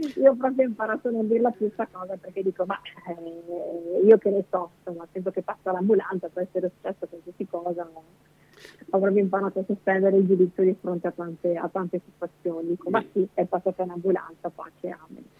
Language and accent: Italian; Bolzano, Trentino-Alto Adige, Italy; moved away as an adult; now in Mestre, Italy; io sono originaria di Bolzano, quindi la mia famiglia è, è su, a Bolzano